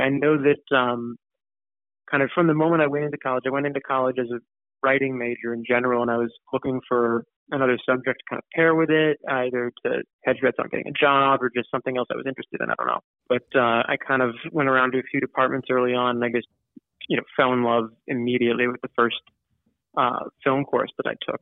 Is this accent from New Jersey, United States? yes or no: yes; Ridgewood, New Jersey, United States; I grew up in Ridgewood, New Jersey.